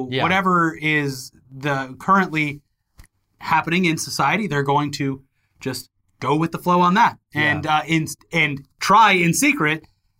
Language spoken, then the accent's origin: English; United States; I'm American